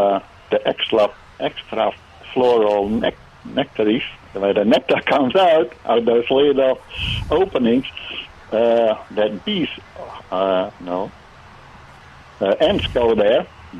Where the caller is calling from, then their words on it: Michigan, United States; My wife says I have to say I'm calling from Michigan.